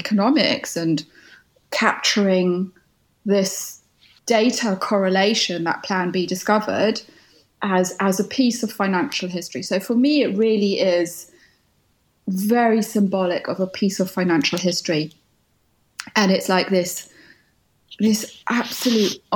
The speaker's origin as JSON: {"language": "English", "country": "United Kingdom", "said": "in the name of being British"}